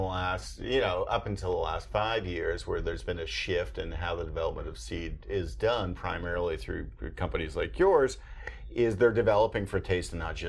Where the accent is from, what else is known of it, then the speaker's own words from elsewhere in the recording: Canada; now in United States; I'm a Canadian kid who now lives in the American South